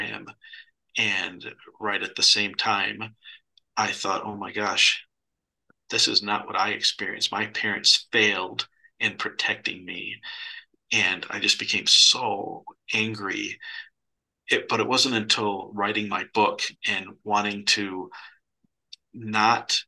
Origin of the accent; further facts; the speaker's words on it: Michigan, United States; I grew up in Michigan.